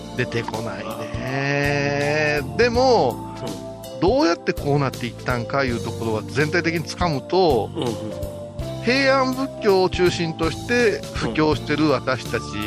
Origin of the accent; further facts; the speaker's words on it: Kurashiki, Okayama, Japan; also born or lived in Wakayama; 私は倉敷の人間ですけども